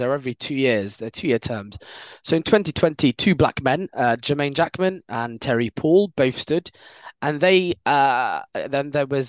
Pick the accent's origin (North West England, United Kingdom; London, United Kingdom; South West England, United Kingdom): London, United Kingdom; I live in South London now, but I'm from West London